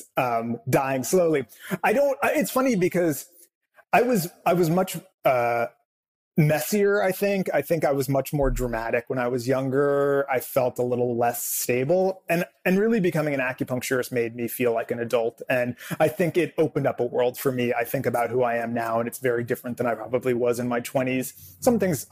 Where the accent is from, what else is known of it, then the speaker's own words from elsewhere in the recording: Southern California, United States; I grew up here in Southern California.